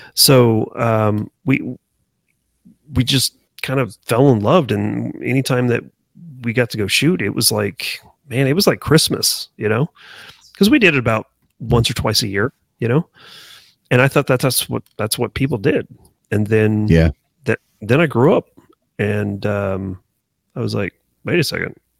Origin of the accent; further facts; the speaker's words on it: Wichita, Kansas, United States; I was born and raised in Wichita, Kansas